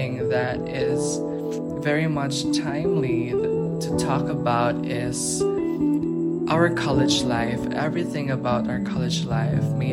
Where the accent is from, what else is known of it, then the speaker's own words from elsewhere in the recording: Philippines; I am from the Philippines